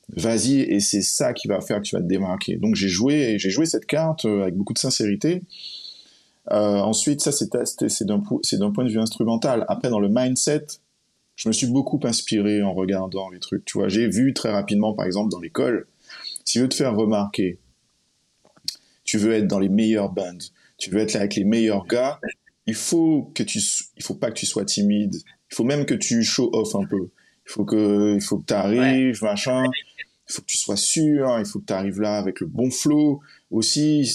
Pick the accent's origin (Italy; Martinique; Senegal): Martinique; moved away; also born or lived in United States; je suis martiniquais